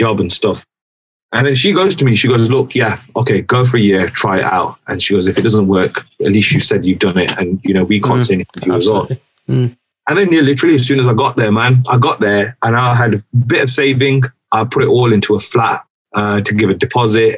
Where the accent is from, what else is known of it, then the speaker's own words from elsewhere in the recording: Derby, East Midlands, United Kingdom; moved away as an adult; also born or lived in West London; my hometown